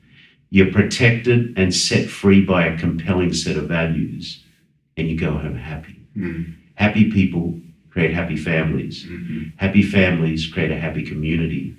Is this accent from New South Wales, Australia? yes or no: yes; Sydney, New South Wales, Australia; moved away; I was born in Sydney, Australia, as some of you might get from my accent.